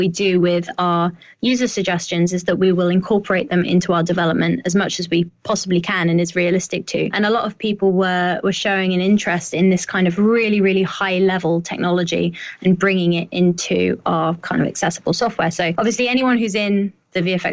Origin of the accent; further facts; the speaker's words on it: United Kingdom; I sound even more like that as a Brit